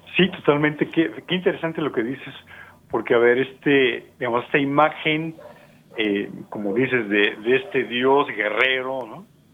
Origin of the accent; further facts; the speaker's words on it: Mexico; somos mexicanos, por ejemplo, nosotros dos